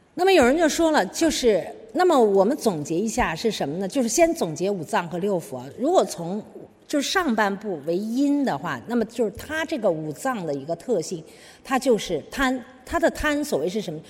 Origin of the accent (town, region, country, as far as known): China